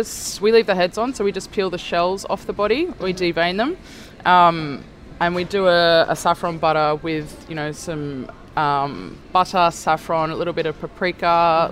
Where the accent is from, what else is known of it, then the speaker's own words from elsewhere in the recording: near Cronulla, New South Wales, Australia; I grew up down near Cronulla